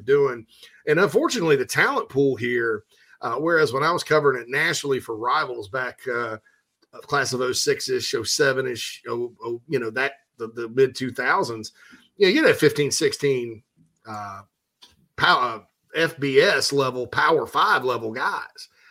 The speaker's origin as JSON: {"language": "English", "area": "the Upstate", "region": "South Carolina", "country": "United States", "said": "we're from the Upstate"}